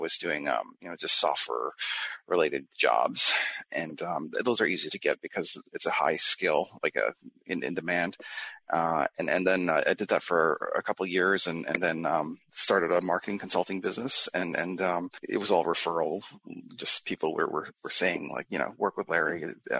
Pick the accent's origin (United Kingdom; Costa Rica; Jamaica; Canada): Canada; moved away as an adult; now in United States; Yeah, I immigrated to the USA from Canada. It's not a huge move.